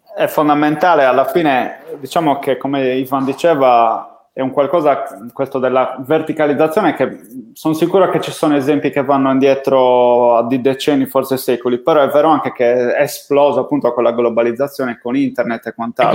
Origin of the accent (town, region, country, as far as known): Sardinia, Italy